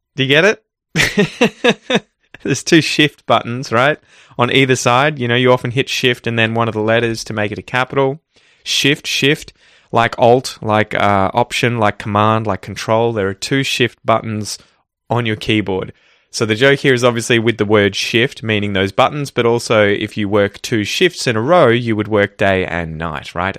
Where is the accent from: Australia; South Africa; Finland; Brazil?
Australia; Ocean Grove, Victoria; my hometown of Ocean Grove